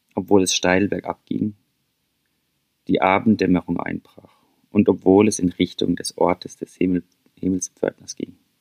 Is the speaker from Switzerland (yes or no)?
no; St. Peter, Baden-Württemberg, Germany; now in Norway; St. Peter, mein Heimatdorf